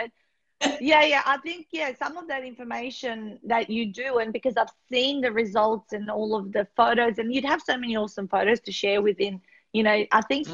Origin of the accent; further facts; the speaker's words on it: North Macedonia; moved away; I grew up in Macedonia